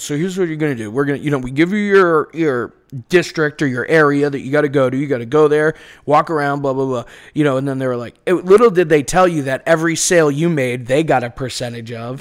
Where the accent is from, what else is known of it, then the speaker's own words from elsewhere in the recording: Beverly, Massachusetts, United States; accent: Boston; moved away as an adult; now in Los Angeles, United States; I'm from Beverly, which is like, uh, Manchester by the Sea